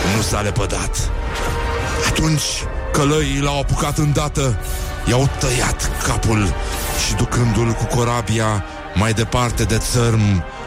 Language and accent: Romanian; Brăila, Brăila County, Romania; fratele vostru grec din Brăila